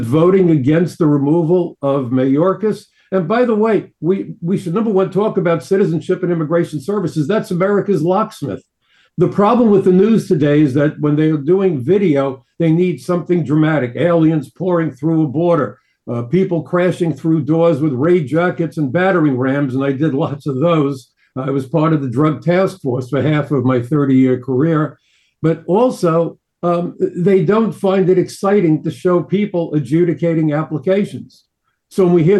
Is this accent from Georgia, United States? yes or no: no; New York City, New York, United States; I'm a New Yorker